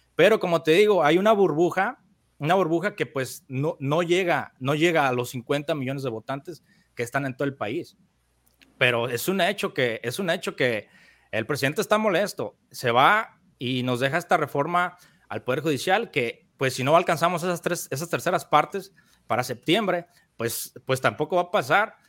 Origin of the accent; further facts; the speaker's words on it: Mexico; el, pueblito de donde yo soy en México. Es un pueblo pequeño con 5 mil habitantes